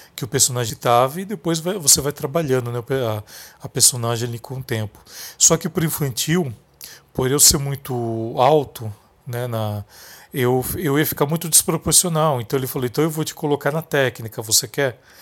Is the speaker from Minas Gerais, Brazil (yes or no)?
no; interior of São Paulo, Brazil; Eu venho de uma cidade do interior, aqui de São Paulo